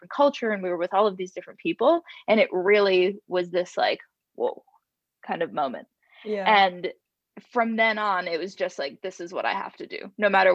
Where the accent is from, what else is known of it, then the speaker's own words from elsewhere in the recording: Rhode Island, United States; my parents are both born and raised in Rhode Island